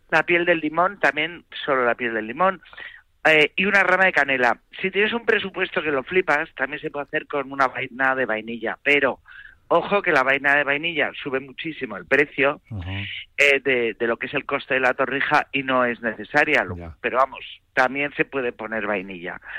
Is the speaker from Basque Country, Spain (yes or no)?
yes; Bilbao, Basque Country, Spain; also born or lived in Madrid; porque ya sabes que yo soy de Bilbao, pero vamos, más de Madrid